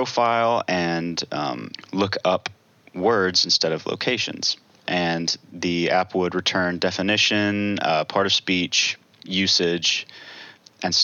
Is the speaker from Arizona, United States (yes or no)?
no; Franklin, Tennessee, United States; also born or lived in Chattanooga, Tennessee; I grew up right around Middle Tennessee in Franklin